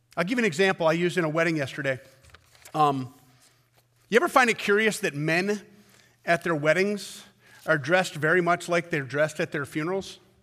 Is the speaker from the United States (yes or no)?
yes; United States